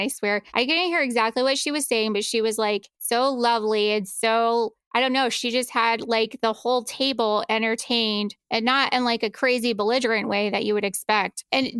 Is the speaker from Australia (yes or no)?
no; the South, United States; maybe it's because I'm originally from the South